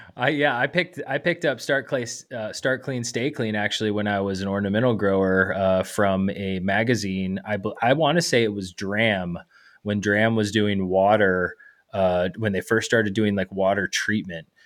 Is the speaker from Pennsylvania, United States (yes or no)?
no; Georgia, United States; moved away as an adult; also born or lived in Colorado; now in Michigan, United States; born and raised in Georgia, and went to the University of Georgia